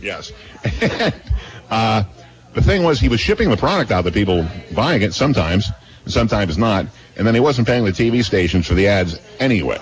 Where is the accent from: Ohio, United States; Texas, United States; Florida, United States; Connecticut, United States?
Connecticut, United States; near Mystic; this is a WFAN FM in in Mystic, Connecticut, near my hometown.